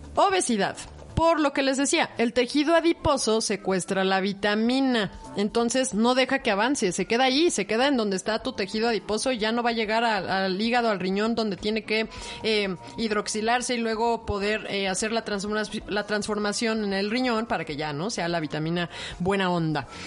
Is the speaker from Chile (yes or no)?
no; Mexico; piel oscura también somos mexicanos, somos morenos